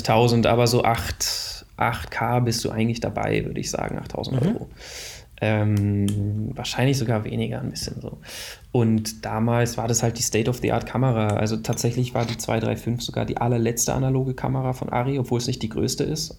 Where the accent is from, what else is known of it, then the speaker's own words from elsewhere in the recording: Waldenbuch, Baden-Württemberg, Germany; also born or lived in Northern Germany (parents); am längsten so von 9 bis 20 habe ich, glaube ich, in der Stuttgarter Region gewohnt, in Waldenbuch